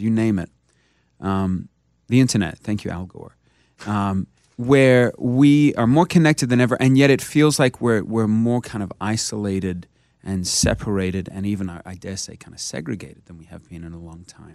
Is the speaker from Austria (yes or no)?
no; Australia; now in United States